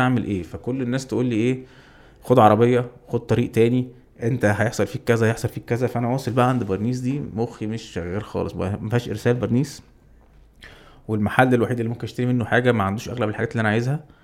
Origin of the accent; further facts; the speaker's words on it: Egypt; وانا مصري